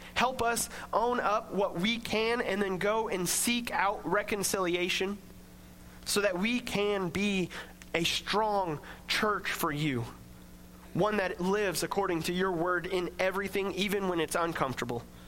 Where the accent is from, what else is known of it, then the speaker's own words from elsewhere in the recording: Coffeyville, United States; I grew up in Coffeeville